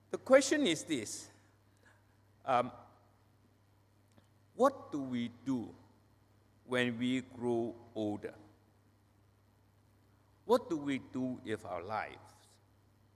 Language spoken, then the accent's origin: English; Penang, Malaysia; I was not born and bred in Penang. I came to Penang, Malaysia, when I was 8 years old, a long, long time ago.